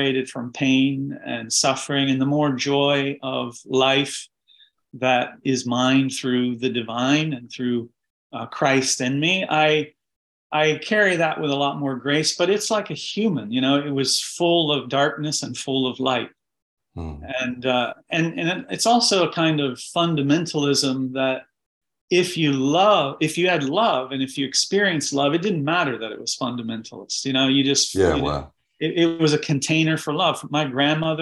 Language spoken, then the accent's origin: English; Jellico, Tennessee, United States; now in Baltimore, United States; I was called to missionary service when I was 12 in Jellicoe, Tennessee, in a tent meeting